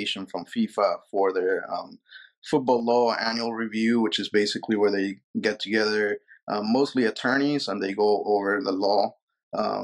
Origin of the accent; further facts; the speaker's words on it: Peru; moved away; I was born and raised in Peru